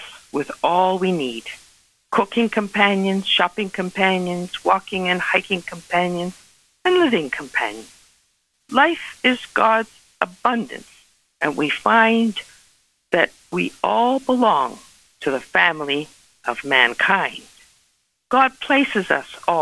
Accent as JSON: {"language": "English", "town": "Toronto", "region": "Ontario", "country": "Canada", "tie": "born or raised there", "said": "Growing up in Toronto"}